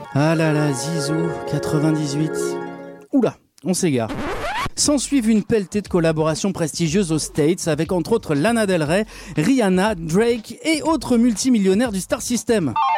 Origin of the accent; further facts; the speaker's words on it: Lyon, Auvergne-Rhône-Alpes, France; je suis aussi de Lyon